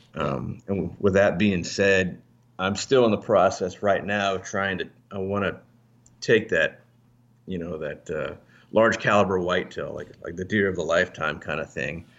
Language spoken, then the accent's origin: English; Alaska, United States; moved away; also born or lived in Northern Virginia; I'm from Northern Virginia. Um, I was actually raised in Alaska